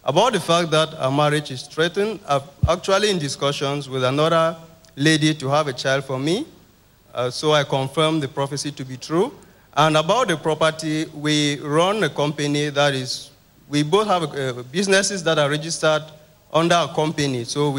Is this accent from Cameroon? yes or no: yes; Cameroon; I'm from Cameroon.